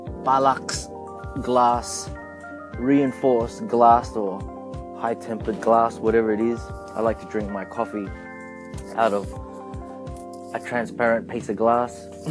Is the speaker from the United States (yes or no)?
no; Australia; random thoughts about being Filipino Australian